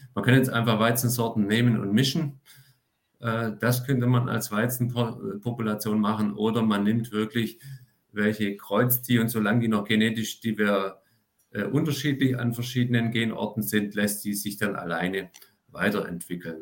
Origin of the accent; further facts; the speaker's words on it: Swabia, Germany; also born or lived in France; als Schwabe